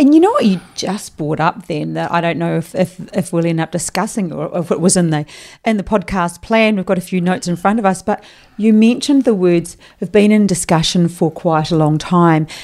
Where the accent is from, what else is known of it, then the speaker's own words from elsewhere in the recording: New Zealand; now in Queensland, Australia; I am from New Zealand, o, obviously. You'd understand my accent